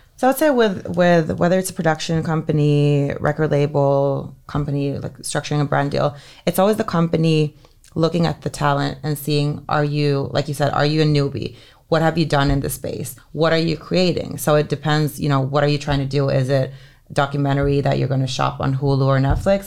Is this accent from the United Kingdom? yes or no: no; Helsinki, Uusimaa, Finland; moved away; It's, like, the best high school in Helsinki where I grew up in Finland